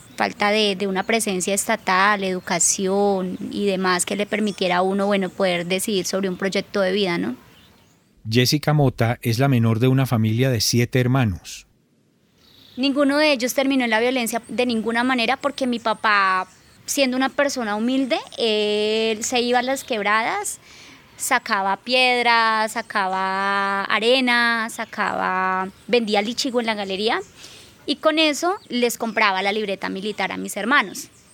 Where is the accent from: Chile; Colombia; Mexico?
Colombia; Algeciras, Huila; also born or lived in Bogotá / Neiva; nacida y criada acá en Algeciras, Huila